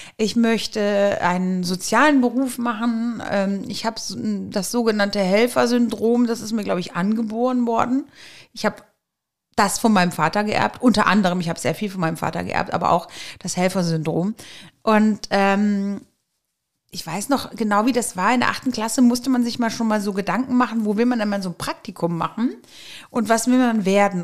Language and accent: German; Eschweiler, North Rhine-Westphalia, Germany; geboren in Eschweiler, also eine Öscherprinte sozusagen